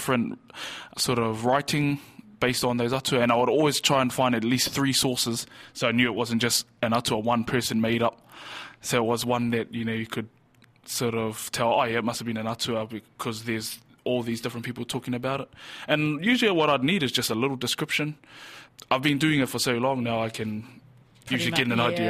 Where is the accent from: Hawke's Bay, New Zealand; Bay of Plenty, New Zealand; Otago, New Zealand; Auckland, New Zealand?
Bay of Plenty, New Zealand; Waimana; also born or lived in Whakatane; I was born here in Whakatane, brought up in Waimana.